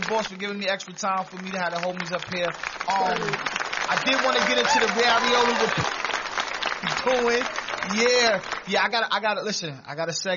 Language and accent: English; New York City, New York, United States; I grew up in Williamsburg